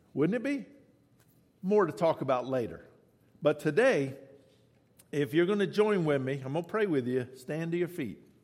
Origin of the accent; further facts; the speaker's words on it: the South, United States; I'm from the South